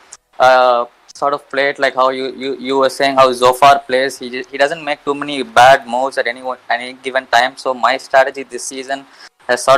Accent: India; I'm actually from India myself

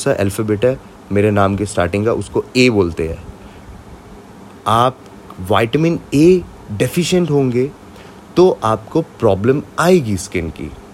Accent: Jammu and Kashmir, India; मैं कश्मीर से हूँ

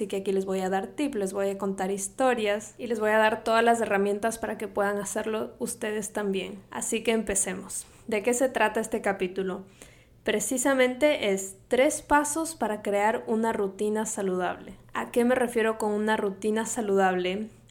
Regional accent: Quito, Pichincha, Ecuador; moved away as an adult; now in Miami, United States; Soy ecuatoriana de Quito, a diferencia de lo que piensa todo el mundo, porque piensan que soy mexicana, pero no, soy ecuatoriana. Mi acento a veces eh, puede confundirlos. Pero bueno, soy ecuatoriana, crecí allá, me vine a Miami a estudiar

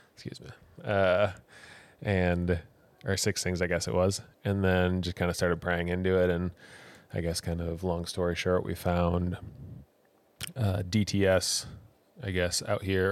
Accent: Wisconsin, United States; moved away as an adult; also born or lived in Michigan / Colorado; now in New Zealand; I was from Wisconsin

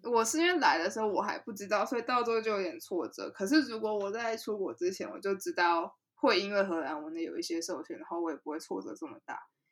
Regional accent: Taiwan; moved away; also born or lived in Netherlands; 小时候是在台湾长大的

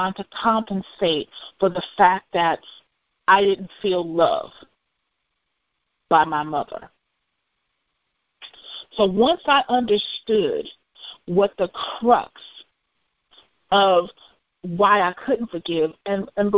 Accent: United States; I'm African American

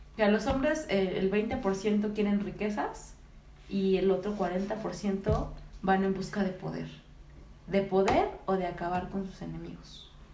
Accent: Mexico; somos mexicanos

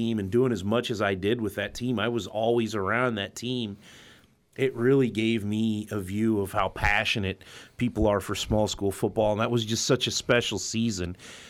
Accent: Alton, Illinois, United States; I went to high school at Alton

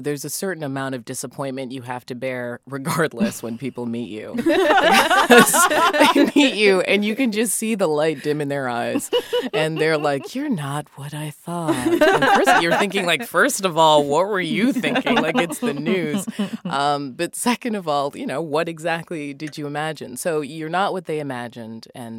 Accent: Massachusetts, United States; For me, I will say that my family, they're all Jamaican, but I grew up in Massachusetts and I just ended up with no accent.

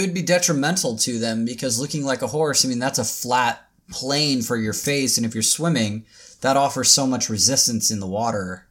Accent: Tacoma, Washington, United States; also born or lived in Seattle, Washington; That's where I was born and raised, or not born, but that's where I was raised. Is like the Tacoma like area.

